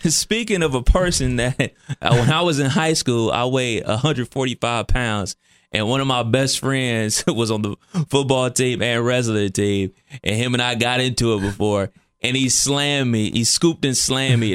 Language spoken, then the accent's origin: English; Cleveland, Ohio, United States; I'm from Cleveland, and East Cleveland is, it gets wild